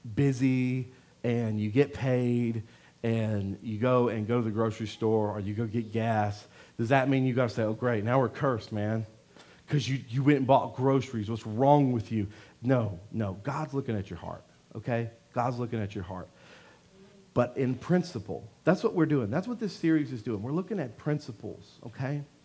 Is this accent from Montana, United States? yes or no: no; Louisiana, United States; I'm from Louisiana